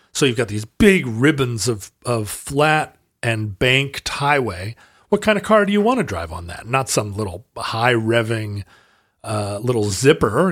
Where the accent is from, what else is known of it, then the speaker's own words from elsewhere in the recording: United States; I'm an American person